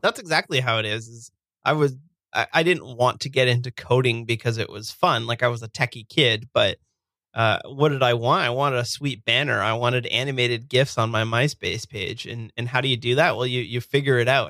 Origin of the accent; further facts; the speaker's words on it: Burlington, Ontario, Canada; now in Hamilton, Canada; I grew up in a, a city called Burlington, and I, I live now in uh, a city just outside of it called Hamilton